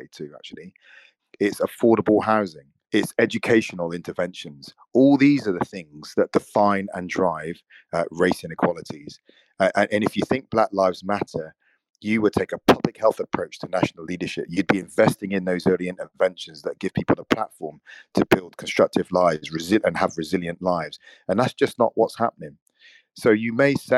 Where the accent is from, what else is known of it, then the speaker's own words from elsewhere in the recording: United Kingdom; I'm born in this country. I have a British passport